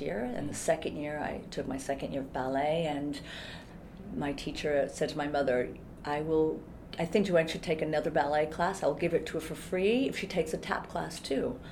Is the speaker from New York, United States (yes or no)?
no; Coventry, Rhode Island, United States; also born or lived in Japan / Hawaii; I grew up in Coventry, Rhode Island.